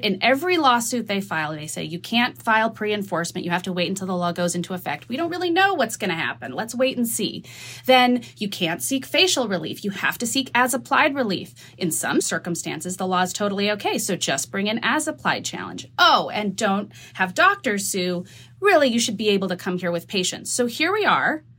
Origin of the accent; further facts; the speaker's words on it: New Mexico, United States; I'm from New Mexico